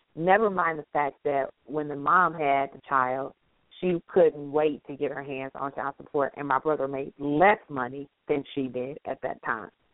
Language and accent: English; the South, United States; accent: southern; I'm southern and my accent is a lot stronger sometimes with certain words